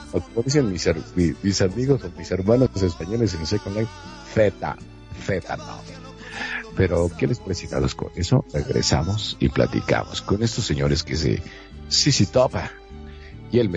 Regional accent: Argentina; now in Mexico; Y bueno, yo te voy a decir, yo soy de Argentina.

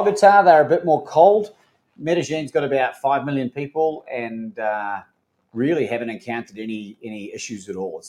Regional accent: New Zealand; accent: refined Australian; moved away as an adult; also born or lived in Melbourne, Australia; My mother was from New Zealand, where I spent my formative years, first half of my life, really 20 years, and moved to Australia and to Melbourne, Australia when I was 20, 21

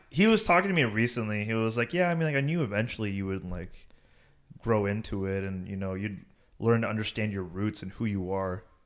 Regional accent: United States; also born or lived in India; I grew up and I was born in America and, like, I went to high school here

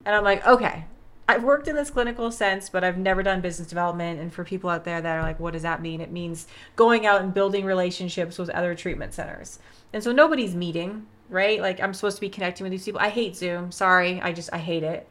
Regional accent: Vancouver, British Columbia, Canada; moved away as an adult; also born or lived in Los Angeles, United States; now in California, United States; I'm from Canada. So I grew up in Vancouver

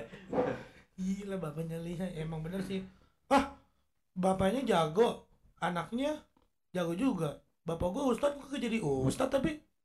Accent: South Tangerang, Banten, Indonesia; born or raised there; also born or lived in Blok M, Jakarta

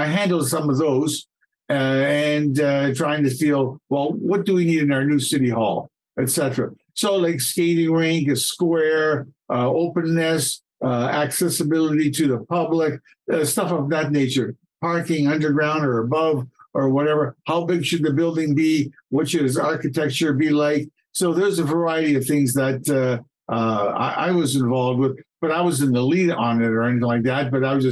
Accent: Toronto, Ontario, Canada; moved away as an adult; now in Kitchener, Canada; I'm born and raised in Toronto

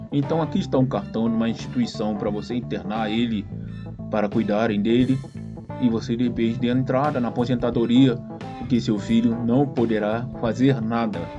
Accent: Rio de Janeiro, Brazil; então, pessoal, eu nasci no Rio de Janeiro, cresci no final do, do meus sete anos de idade, estava no Realengo, no Rio de Janeiro. Nasci na Tijuca, mas cresci no Realengo.

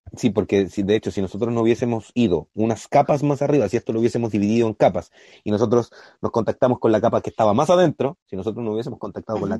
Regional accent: Concepción, Biobío, Chile; nosotros somos de Concepción

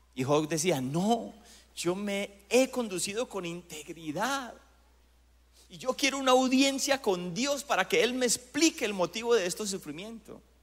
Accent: Colombia; nuestro país

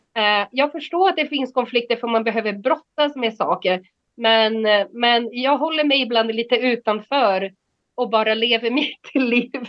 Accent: Brazil; moved away as an adult; now in Sweden; jag har bott här i 30 år och jag är 49, så det liksom, eh, ja, jag, jag, jag, skulle inte säga att jag är svensk, men jag är inte heller bras, brasse längre

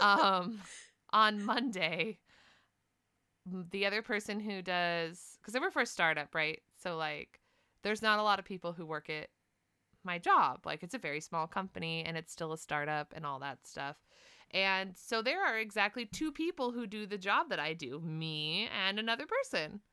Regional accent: United States; I'm from the United States

